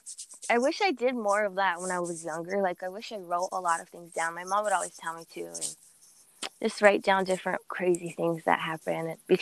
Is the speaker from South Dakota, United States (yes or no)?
yes; Mission, South Dakota, United States; I'm from Mission, South Dakota. I live on the Rosebud Reservation. I am 29 years old.